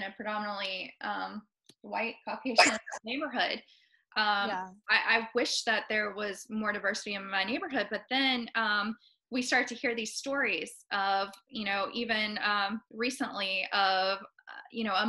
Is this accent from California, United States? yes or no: no; West Virginia, United States; also born or lived in Appalachia / Charleston County, South Carolina; now in Charleston, United States; I'm from West Virginia